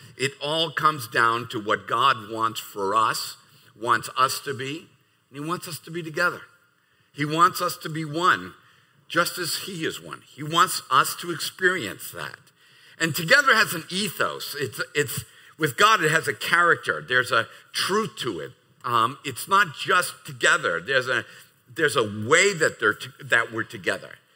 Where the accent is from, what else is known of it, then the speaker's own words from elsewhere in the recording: United States; as an American